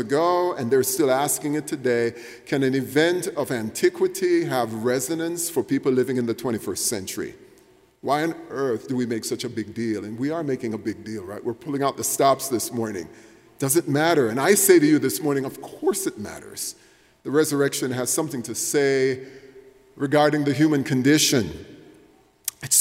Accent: Jamaica; moved away; when I was growing up in Jamaica, it was the year 1975

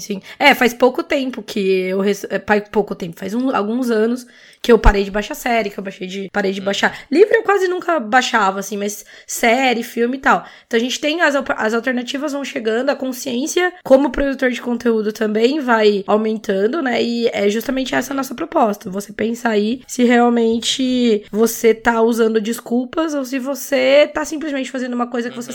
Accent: interior of São Paulo, Brazil; Eu sou do interior de, de São Paulo

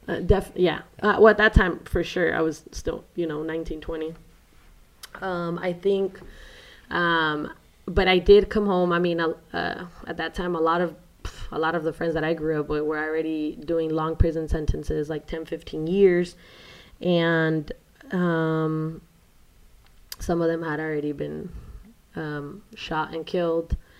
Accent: San Diego, California, United States; also born or lived in Mexico; I grew up in San Diego, California

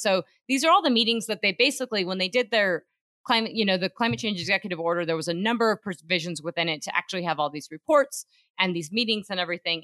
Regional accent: Craig, Colorado, United States; where I'm from, my hometown, my family in Craig, Colorado

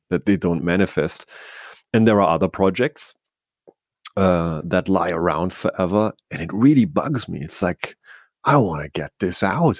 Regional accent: Bavaria, Germany; I grew up in Bavaria in, in Germany

